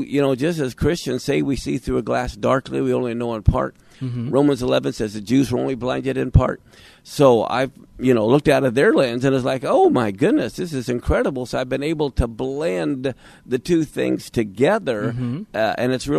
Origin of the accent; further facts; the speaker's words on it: Wichita, Kansas, United States; moved away as an adult; now in Seattle-Tacoma area, United States; We grew up in Wichita, Kansas for 30 years. Mm-hmm. We've been up here in the Seattle-Tacoma area for 35 years.